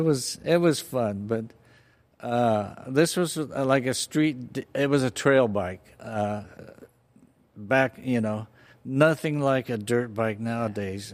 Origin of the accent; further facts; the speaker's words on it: Fullerton, California, United States; also born or lived in Orange; I was born and raised in Fullerton